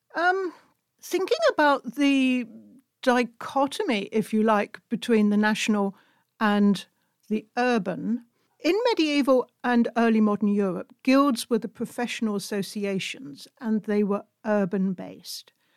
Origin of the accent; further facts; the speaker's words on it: United Kingdom; now in Hungary; as a British citizen living in Hungary